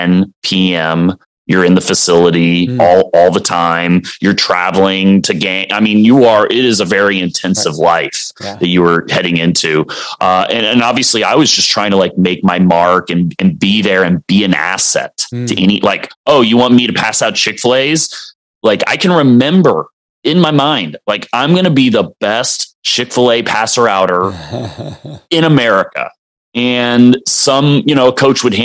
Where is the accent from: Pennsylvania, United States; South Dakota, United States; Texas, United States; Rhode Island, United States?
Texas, United States; Dallas; also born or lived in Colorado; I grew up in Dallas